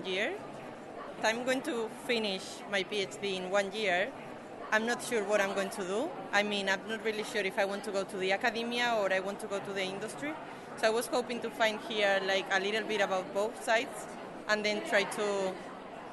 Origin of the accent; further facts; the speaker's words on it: Spain; moved away as an adult; now in United Kingdom; I mean, I'm from Spain. I already moved to the UK